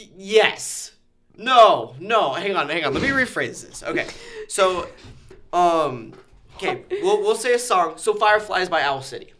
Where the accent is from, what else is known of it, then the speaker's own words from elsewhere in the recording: Nebraska, United States; I'm a Nebraskan